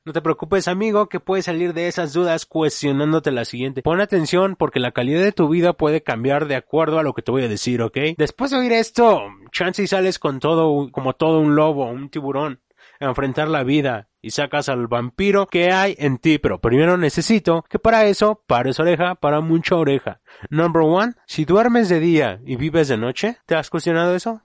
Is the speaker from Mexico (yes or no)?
yes; Mexico; como le conocemos aquí en México